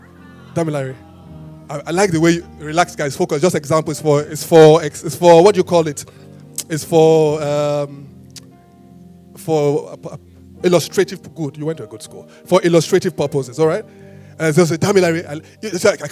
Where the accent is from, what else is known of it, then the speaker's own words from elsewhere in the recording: Benin City, Edo, Nigeria; I was born in Benin